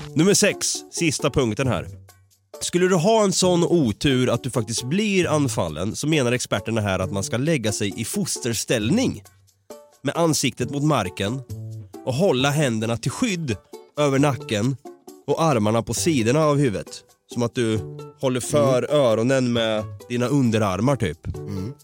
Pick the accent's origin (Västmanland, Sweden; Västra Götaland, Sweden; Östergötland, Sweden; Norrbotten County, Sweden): Östergötland, Sweden; Norrköping; now in Stockholm, Sweden; Vi är ju från Norrköping. Jag eh, har ju gått runt där i Vrinnebyskogen då mm. som skogen heter, som ligger närmast det område jag bor